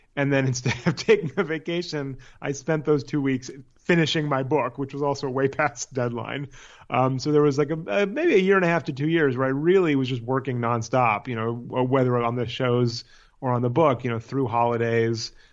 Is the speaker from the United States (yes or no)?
yes; Palo Alto, California, United States; moved away as an adult; also born or lived in San Francisco / New York / Los Angeles; I am from Palo Alto, California, is where I, where I grew up.